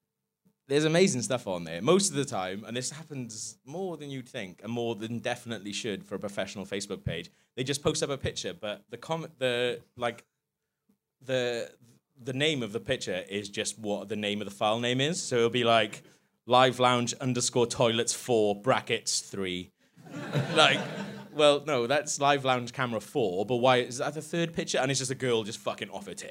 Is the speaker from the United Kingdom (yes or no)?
yes; Wales, United Kingdom; moved away as an adult; now in London, United Kingdom; I'm Welsh.